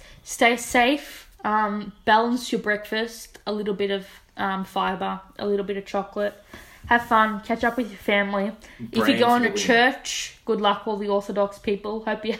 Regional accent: Keilor, Victoria, Australia; I'm a Keilor kid at heart, man. I know about the western suburbs. I'm from Keilor. My family is one of the old school original families from Keilor Village.

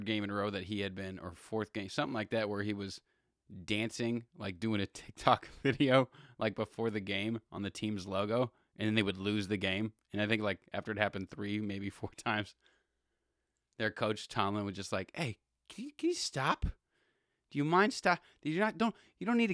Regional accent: Los Angeles, California, United States; I'm born and raised in LA too

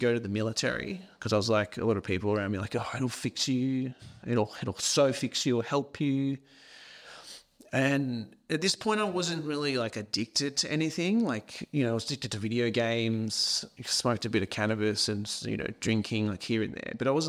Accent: Scotland, United Kingdom; so I was born in Scotland, in a little tiny country town, grew up on a farm.

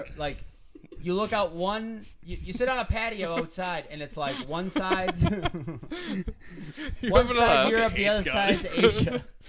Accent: United States; I'm American.

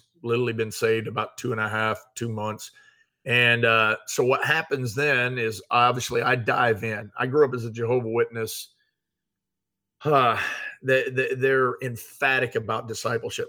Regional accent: Iowa and Missouri, Midwest, United States; moved away; also born or lived in Georgia; By the time I got to Georgia, because I grew up in Iowa and Missouri

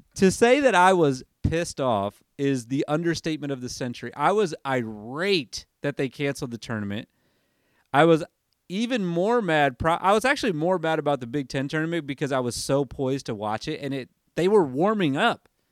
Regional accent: Michigan, United States; this is me coming from Michigan, growing up in Michigan

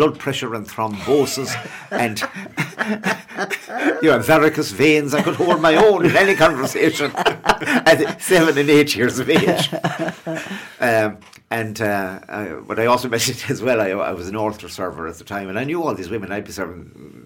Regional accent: Ireland; we grew up near Shannon Airport, as well, it's right across the river

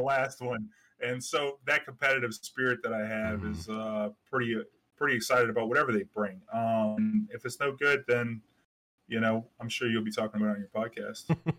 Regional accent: New Orleans, Louisiana, United States; I'm from New Orleans

